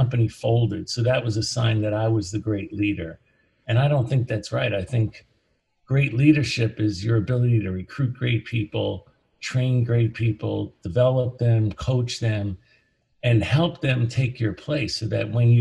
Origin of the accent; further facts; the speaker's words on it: United States; also born or lived in New Jersey; I grew up in New York and New Jersey.